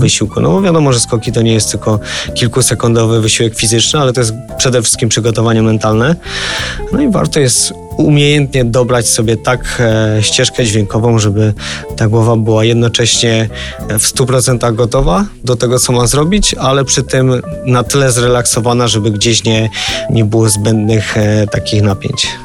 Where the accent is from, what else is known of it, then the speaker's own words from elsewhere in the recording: Polish mountains, Poland; wychowałem się w górach